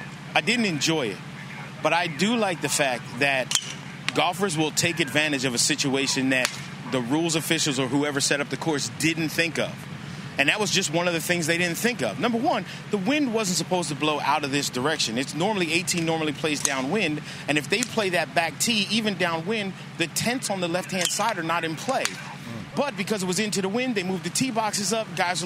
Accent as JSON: {"language": "English", "town": "Lancaster", "region": "Pennsylvania", "country": "United States", "tie": "born or raised there", "said": "And see, and I grew up in Lancaster, Pennsylvania, but not in the nice part."}